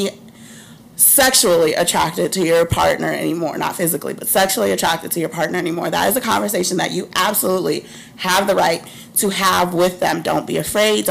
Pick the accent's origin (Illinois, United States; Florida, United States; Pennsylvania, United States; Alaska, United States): Illinois, United States; Chicago; I'm from Chicago